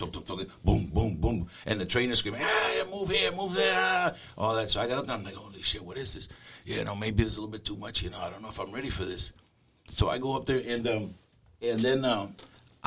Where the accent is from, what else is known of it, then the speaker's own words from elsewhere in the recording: New York, United States; also born or lived in Cuba / Miami; moved to New York. In New York, I had a lot of brothers and sisters, so I pretty much was in the streets most of the time.